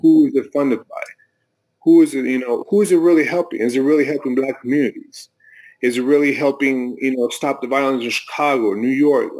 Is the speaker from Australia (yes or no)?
no; Mexico; now in United States; I'm I'm from Mexico. I was born in Mexico